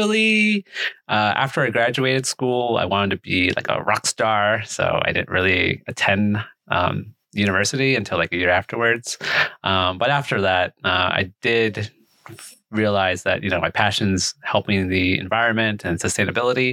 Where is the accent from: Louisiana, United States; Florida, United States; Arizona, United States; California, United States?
California, United States; Bay Area; Spent most of my time growing up in the Bay Area, specifically the peninsula